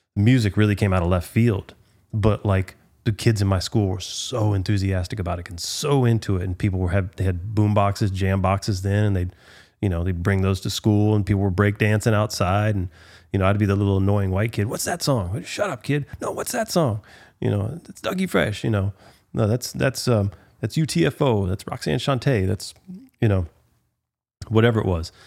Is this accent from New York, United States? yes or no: no; Galveston, Texas, United States; I grew up in Galveston. I'm from Galveston